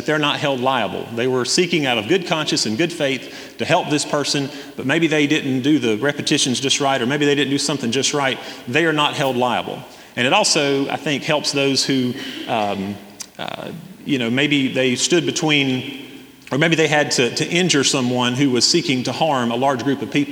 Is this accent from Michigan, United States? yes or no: no; Hendersonville, North Carolina, United States; growing up in Hendersonville